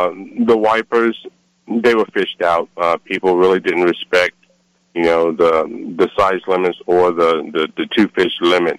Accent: Virginia, United States; moved away as an adult; now in California, United States; Yeah, so I came from Virginia, moved here about 19 years ago, came to California just like a lot of other guys looking for the California fishing dream.

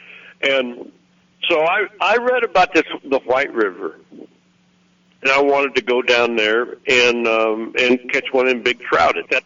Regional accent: Missouri, United States; moved away as an adult; now in Arkansas, United States; I was from Missouri

